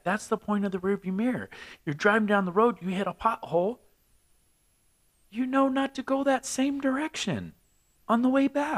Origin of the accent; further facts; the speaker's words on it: California, United States; now in Albuquerque, United States; I'm from California, so we say